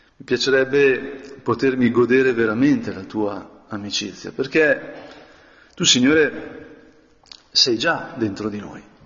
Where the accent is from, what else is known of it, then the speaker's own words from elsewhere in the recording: Brianza, Lombardy, Italy; also born or lived in Spain; essendo Brianzolo